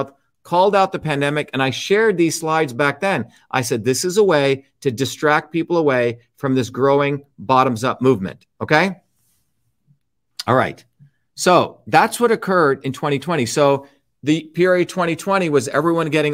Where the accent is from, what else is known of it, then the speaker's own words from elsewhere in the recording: India; moved away; I grew up in India